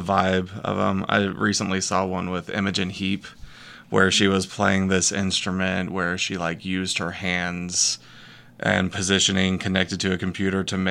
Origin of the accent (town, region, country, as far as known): Northwest Arkansas, United States; born or raised there; also born or lived in Texas